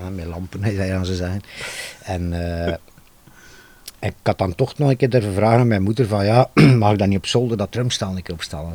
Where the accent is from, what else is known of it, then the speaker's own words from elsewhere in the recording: Ghent, Flanders, Belgium; ik kom uit Gent, wij woonden in de Nam in Gent